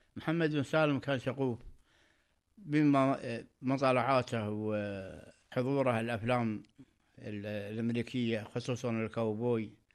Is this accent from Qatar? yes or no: yes; Qatar; انا مواطن قطري